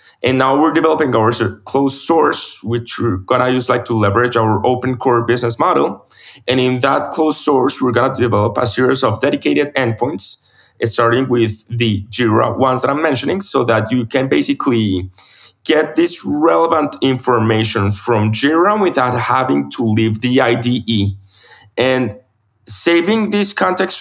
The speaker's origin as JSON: {"language": "English", "town": "Medellin", "region": "Antioquia", "country": "Colombia", "tie": "born or raised there", "moved": "yes", "lives_now": "Bogota, Colombia", "said": "I'm from Medellin, my hometown. I'm moving back there in January after so many years living in Bogota"}